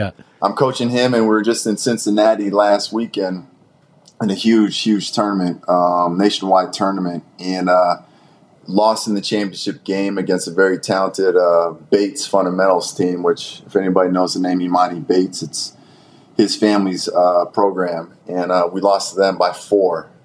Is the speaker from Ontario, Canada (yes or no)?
yes; Brampton, Ontario, Canada; growing up in Brampton, coming out of Brampton